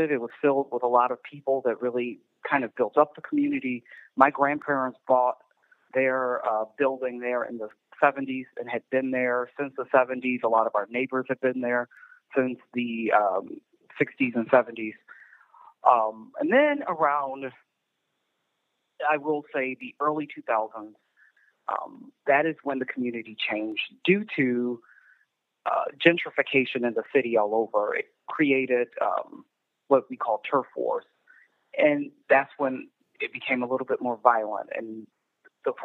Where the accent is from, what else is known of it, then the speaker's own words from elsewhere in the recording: Chicago, Illinois, United States; moved away as an adult; also born or lived in Naperville, Illinois; now in Lisle, United States; I was born in Chicago, raised on the south side of Chicago